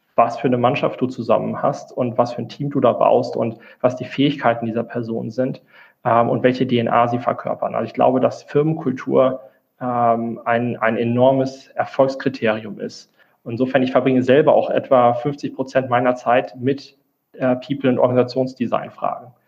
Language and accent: German; Rhineland, Germany; moved away as an adult; now in Frankfurt, Germany; ich äh, komme eigentlich aus dem Rheinland